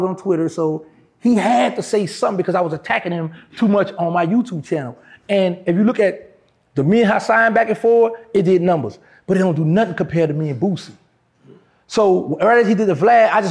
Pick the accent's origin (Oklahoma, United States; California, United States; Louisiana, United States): Louisiana, United States; New Orleans; New Orleans, somewhere I was born and raised, I was born in Charity Hospital